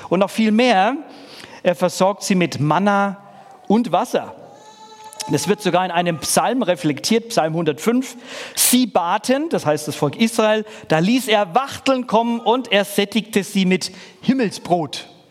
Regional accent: Middle Franconia, Bavaria, Germany; Ich komme nicht aus dem Schwabenland, sondern aus dem Bundesland Bayern. Und da muss man auch noch mal ein bisschen differenzieren, je nachdem, wer sich hier in den Stammes ich sage nicht kämpfen auskennt, aber es ist an sich Mittelfranken

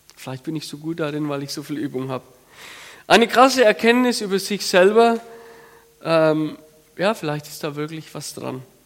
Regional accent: Franconia, Bavaria, Germany; ich komme aus dem Fränkischen, so dörfliche Struktur

